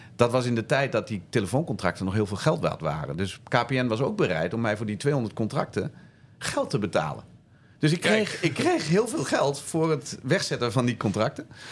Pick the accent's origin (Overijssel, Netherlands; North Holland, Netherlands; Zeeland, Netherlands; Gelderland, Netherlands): Overijssel, Netherlands; Zwolle; Toen kwam ik terug in eh, Zwolle, waar ik, eh, waar ik vandaan kom.